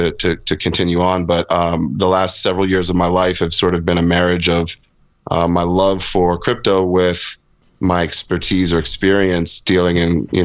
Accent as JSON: {"language": "English", "country": "United States", "also_born_or_lived": "London", "moved": "as an adult", "said": "I'm an American kid, but spent most of my career overseas in Europe, Middle East, Africa, parts of Latin America"}